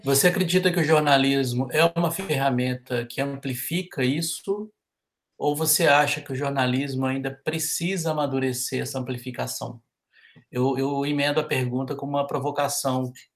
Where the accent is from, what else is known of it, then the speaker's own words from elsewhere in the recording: Brazil; nós brasileiros